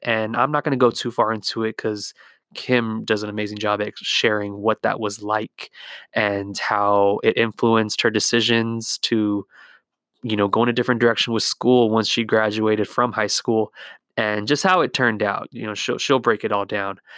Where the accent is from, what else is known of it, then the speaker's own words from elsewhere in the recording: Whittier, California, United States; I'm from Whittier, California